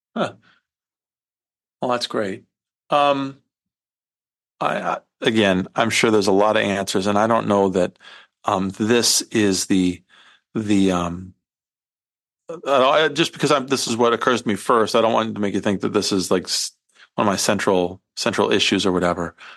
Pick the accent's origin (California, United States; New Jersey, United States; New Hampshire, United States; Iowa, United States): Iowa, United States; I come from Iowa, although I didn't grow up on a farm